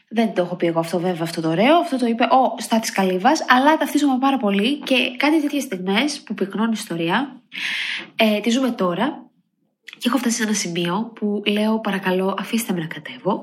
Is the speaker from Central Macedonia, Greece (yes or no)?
yes; Edessa, Central Macedonia, Greece; moved away; είμαι από Έδεσα